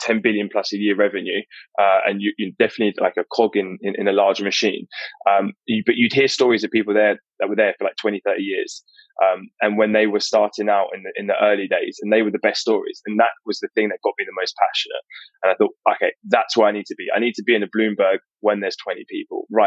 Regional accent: Enfield, London, United Kingdom; So I grew up in North London in a place called Enfield.

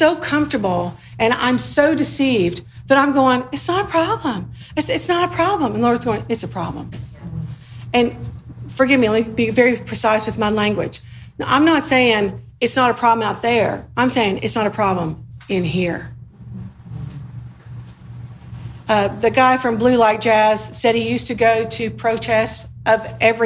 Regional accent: the South, United States; moved away; also born or lived in Sudan; I grew up in the South

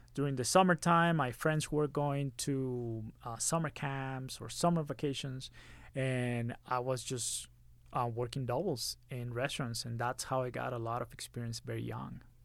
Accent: Monterrey, Nuevo León, Mexico; moved away as an adult; now in Utah, United States; I grew up in Monterrey, Mexico, Monterrey

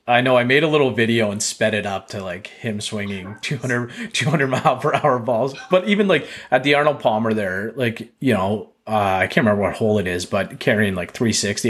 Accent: Canada; I'm so Canadian

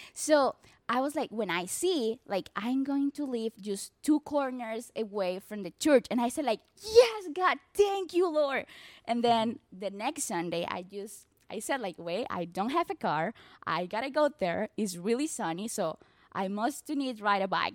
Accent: Barranquilla, Atlántico, Colombia; first language Spanish; English is a second language; moved away as an adult; also born or lived in Mexico; I'm from Barranquilla, Colombia. Uh, we speak Spanish, definitely

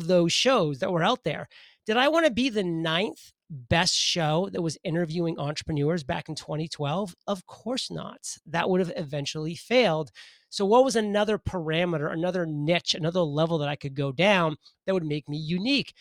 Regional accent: Maine, United States; I'm a boy from Maine, grew up in the state of Maine.

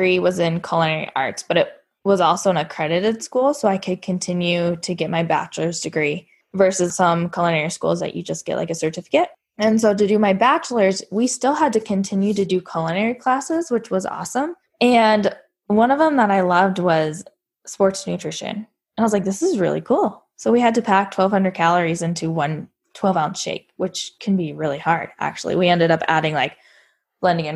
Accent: Billings, Montana, United States; So I grew up in Montana, Billings. I went through high school there.

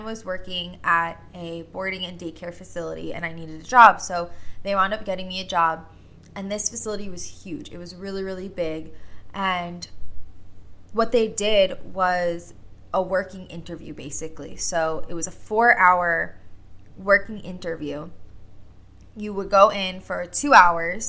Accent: Long Island, New York, United States; I was born and raised on Long Island, still currently here on Long Island.

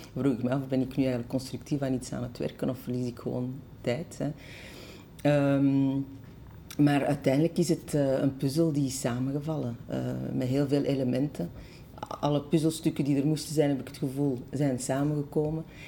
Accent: Brussels, Brussels-Capital Region, Belgium; also born or lived in Schoten / Antwerp; de stad waar ik ben opgegroeid

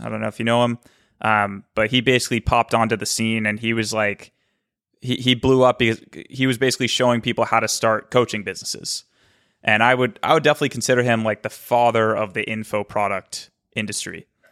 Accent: Cape Cod, Massachusetts, United States; also born or lived in Boston; I was born in Boston. And when I was five, my dad moved us to Cape Cod

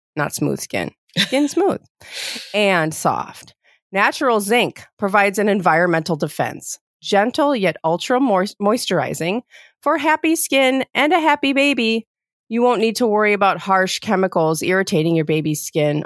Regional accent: Ohio, United States; I was born in Ohio

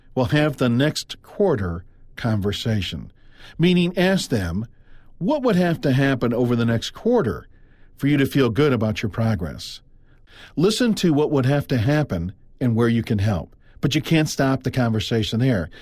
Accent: Midwest, United States; also born or lived in Iowa; I'm from the Midwest. I live in Iowa

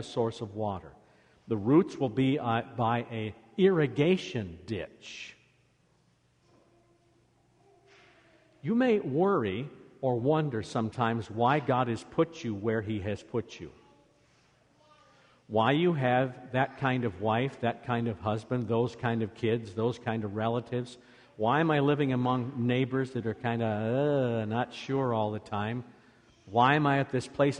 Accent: Iowa, United States; now in Michigan, United States; Where I grew up in Iowa

